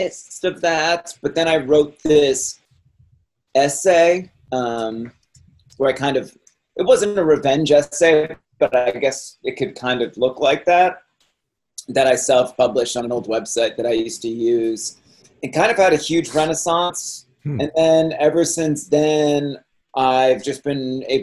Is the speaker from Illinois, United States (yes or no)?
no; Cape Cod, Massachusetts, United States; I grew up in Cape Cod